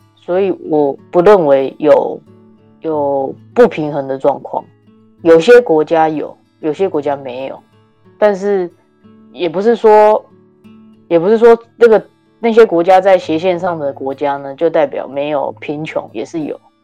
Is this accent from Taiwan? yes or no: yes; Taiwan; now in Canada; 我们小的时候在台湾很小的时候